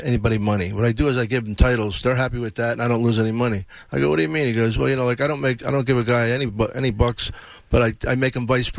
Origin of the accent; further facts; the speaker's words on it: Philadelphia, Pennsylvania, United States; I'm from Philly. I do fine there.